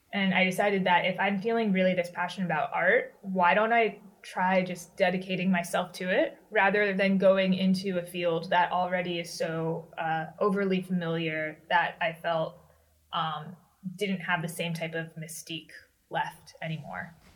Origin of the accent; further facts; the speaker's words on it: Washington, District of Columbia, United States; I grew up in the Washington, right. D.C. area